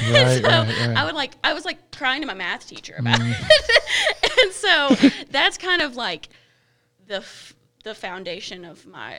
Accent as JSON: {"language": "English", "town": "Boston", "region": "Massachusetts", "country": "United States", "tie": "born there", "accent": "Boston", "said": "I was born in Boston, as you all know, as you can tell by my accent."}